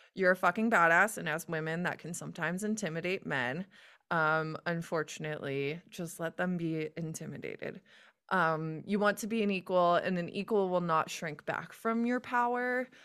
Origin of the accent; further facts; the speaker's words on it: United States; I'm American